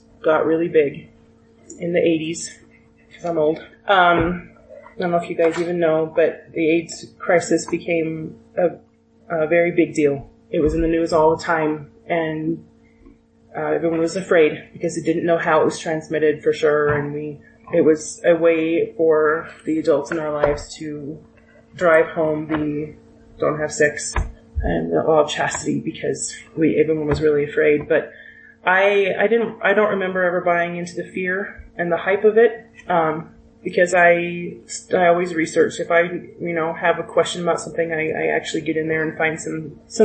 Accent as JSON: {"language": "English", "region": "Utah", "country": "United States", "tie": "born or raised there", "said": "I grew up in Utah"}